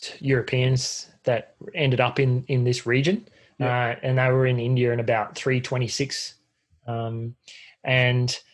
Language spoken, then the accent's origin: English; North Queensland, Australia; I grew up in North Queensland